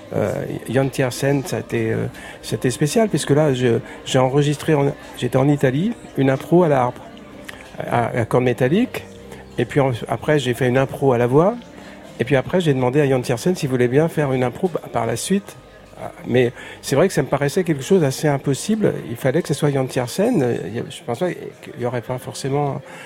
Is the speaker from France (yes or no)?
yes; Paris, Île-de-France, France; j'étais breton de Paris